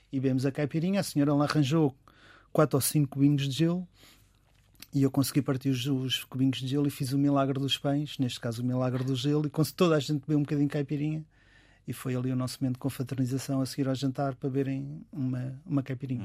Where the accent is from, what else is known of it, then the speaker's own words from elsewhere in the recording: Portugal; como os portugueses que somos